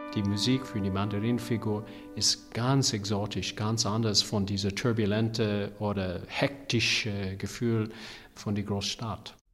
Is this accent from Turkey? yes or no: no; United States; German is a second language; ich habe persönlich eine Perspektiv als ein Amerikaner